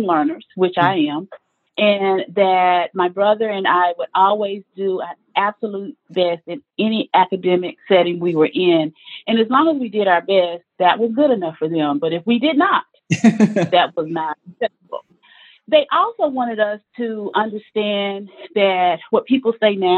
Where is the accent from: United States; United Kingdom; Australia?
United States; Gurdon, Arkansas; accent: Southern; I grew up in Arkansas, specifically a small town named Gurdon, G-U-R-D-O-N. I always spell it because, you know, with the Southern accent